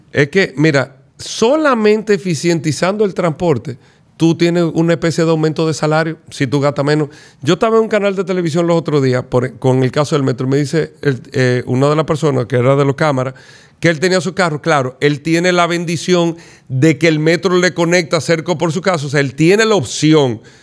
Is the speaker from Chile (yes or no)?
no; Dominican Republic; nosotros como dominicanos